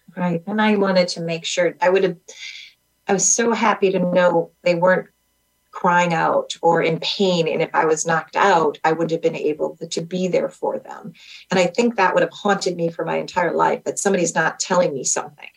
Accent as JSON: {"language": "English", "region": "Wisconsin", "country": "United States", "said": "we're from Wisconsin"}